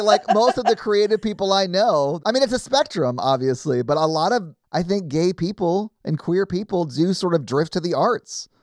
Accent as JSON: {"language": "English", "town": "Nashville", "region": "Tennessee", "country": "United States", "tie": "born or raised there", "said": "growing up in Nashville, not liking country music"}